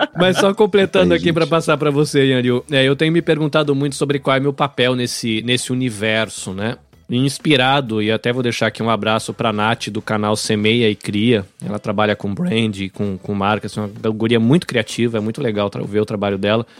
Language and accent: Portuguese; São Paulo, Brazil; also born or lived in Bahia; now in Japan; Eu cresci em São Paulo, apesar de ter nascido na Bahia